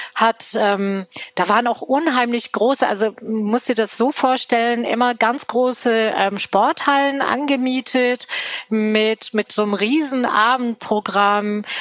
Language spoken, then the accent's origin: German; Cologne, North Rhine-Westphalia, Germany; ich bin tatsächlich gebürtige Kölnerin, mitten in Köln, aufgewachsen